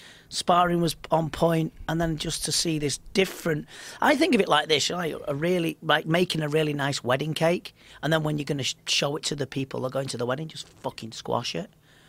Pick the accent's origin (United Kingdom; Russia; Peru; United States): United Kingdom; England; But polite, I'm English.